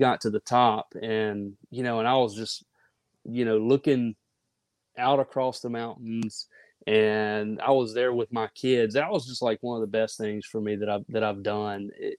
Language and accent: English; Mississippi, United States; I am a flatlander. I mean, born and raised in Mississippi.